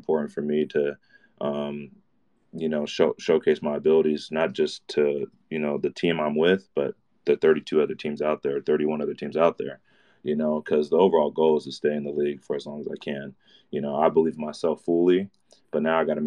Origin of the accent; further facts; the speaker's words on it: Mesa, Arizona, United States; I'm from Mesa, Arizona